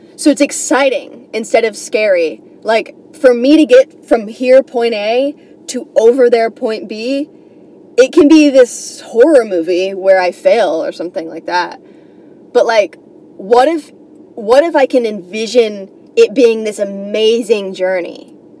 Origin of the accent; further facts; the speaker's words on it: New York, United States; I'm coming from New York